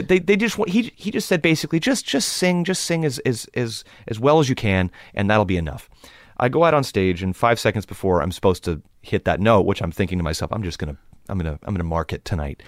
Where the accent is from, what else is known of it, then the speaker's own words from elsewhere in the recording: Los Angeles, California, United States; growing up in Los Angeles, it's, it's a, it's a cultural melting pot